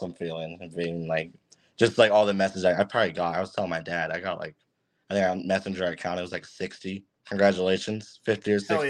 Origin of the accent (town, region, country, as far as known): Kingwood, Texas, United States; born or raised there